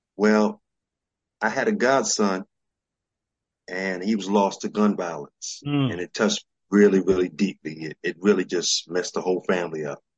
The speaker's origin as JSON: {"language": "English", "town": "New York City", "region": "New York", "country": "United States", "tie": "born or raised there", "also_born_or_lived": "DC area", "said": "I'm a New Yorker. I was born and raised in New York."}